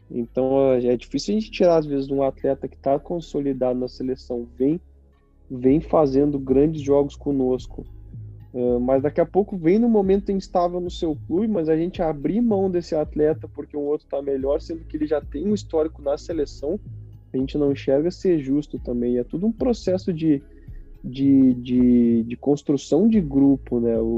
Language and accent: Portuguese; Caxias, Brazil; Caxias é minha zona de conforto. Lá onde tá minhas origens, onde eu cresci, onde eu cresci, onde eu aprendi a ser a ser homem